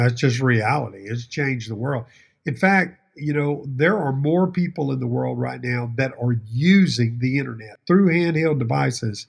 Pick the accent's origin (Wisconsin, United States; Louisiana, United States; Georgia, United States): Louisiana, United States; Baton Rouge; I'm a Baton Rouge boy. I'm from South Louisiana.